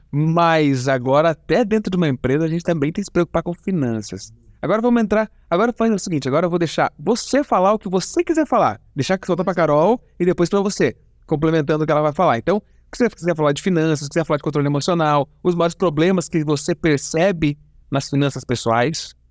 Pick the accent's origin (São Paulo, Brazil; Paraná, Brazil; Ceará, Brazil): Paraná, Brazil; interior of; eu sou do Paraná